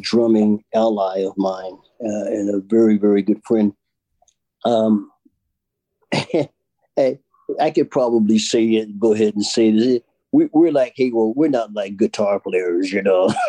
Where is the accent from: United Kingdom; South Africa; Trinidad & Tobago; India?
United Kingdom; England; accent: English; doing it my English accent